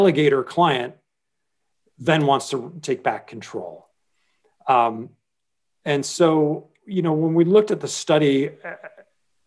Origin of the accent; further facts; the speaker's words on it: Washington, District of Columbia, United States; moved away as an adult; now in New York, United States; my hometown is Washington, D.C., though I lived in New York for 25 years now